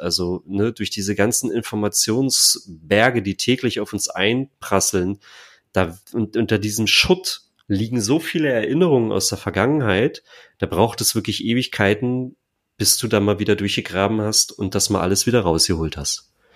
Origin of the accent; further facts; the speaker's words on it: near Stendal, north of Magdeburg, Saxony-Anhalt, Germany; also born or lived in East Germany (GDR); ich bin in der Nähe von Stendal aufgewachsen. So, ähm, also nördlich von Magdeburg